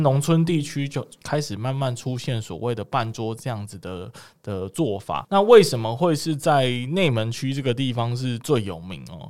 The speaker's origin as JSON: {"language": "Chinese", "region": "Kaohsiung", "country": "Taiwan", "said": "身为高雄人的我们"}